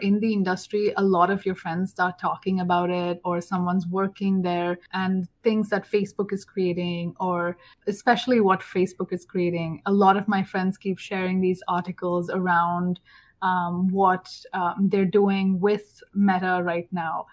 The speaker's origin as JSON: {"language": "English", "region": "South India", "country": "India", "moved": "as an adult", "lives_now": "Atlanta, United States", "said": "I'm from India, it's always hot where I'm from, in the south"}